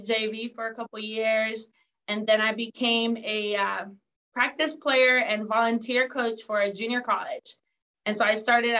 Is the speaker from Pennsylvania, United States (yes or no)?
no; San Diego, California, United States; also born or lived in Mexico; I was born in Mexico, grew up in San Diego.